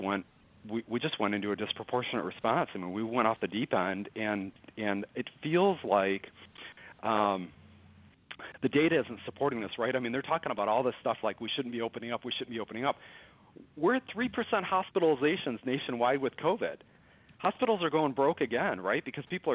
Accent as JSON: {"language": "English", "town": "Detroit", "region": "Michigan", "country": "United States", "moved": "as an adult", "lives_now": "Dallas, United States", "said": "I'm from Detroit. I live in Dallas for the last 20 years or so."}